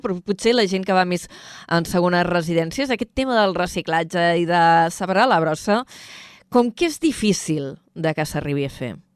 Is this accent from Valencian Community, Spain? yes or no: no; Vila-seca, Catalonia, Spain; Jo sóc de Vilaseca